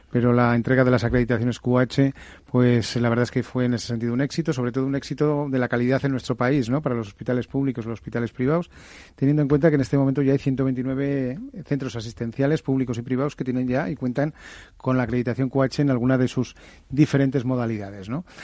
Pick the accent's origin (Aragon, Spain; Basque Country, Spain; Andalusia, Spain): Aragon, Spain; Jaca; me espera Jaca y el Pirineo. ¿Qué os voy a decir de mi tierra, no? Que es una tierra maravillosa